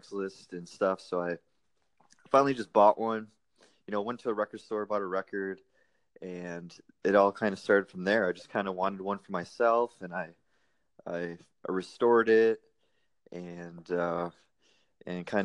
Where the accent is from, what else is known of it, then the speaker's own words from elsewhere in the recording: Wisconsin, United States; moved away as an adult; also born or lived in Fort Hood, Texas; now in Austin, United States; I'm originally from Wisconsin, a small town in Wisconsin